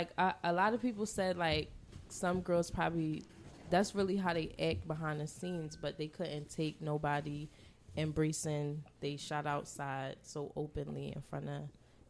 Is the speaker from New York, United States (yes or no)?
no; Philadelphia, Pennsylvania, United States; I'm born and raised in Mount Airy.